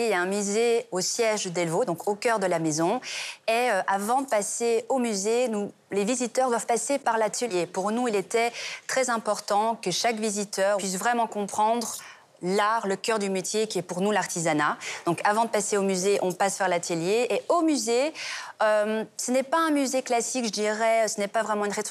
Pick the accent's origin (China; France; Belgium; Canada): Belgium; Et ensuite, on a l'histoire de la Belgique nous sommes belges et très fiers de l'être.